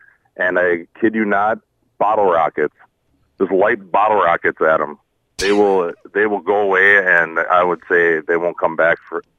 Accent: Wisconsin, United States; Growing up in Wisconsin, we grew up on a lake south of Eagle River.

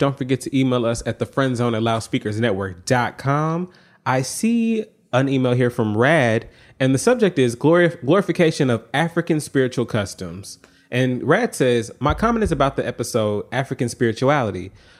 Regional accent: United Kingdom; Growing up in Yoruba in the UK, we saw that marriage was a community event evolving a lot of traditional practices.

